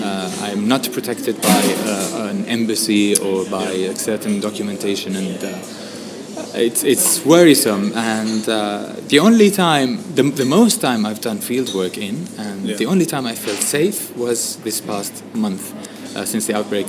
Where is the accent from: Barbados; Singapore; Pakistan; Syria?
Syria; accent: Syrian; first language Arabic; English is a second language; now in Lebanon; I still have my Syrian accent, and it's quite, detectable for a Lebanese.